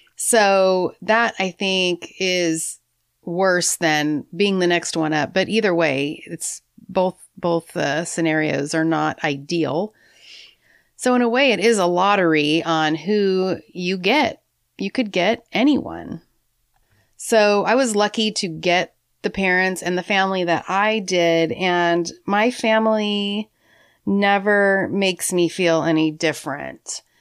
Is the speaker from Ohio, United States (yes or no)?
no; San Francisco, California, United States; I was born on March twenty-second, nineteen sixty-eight in San Francisco